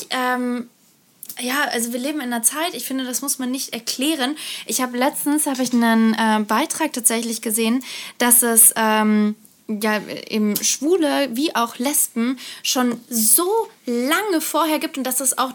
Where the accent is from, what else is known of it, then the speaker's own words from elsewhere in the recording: Germany; ich bin eine Deutsche, ich bin weiß, ich habe blonde Haare, ich habe grüne Augen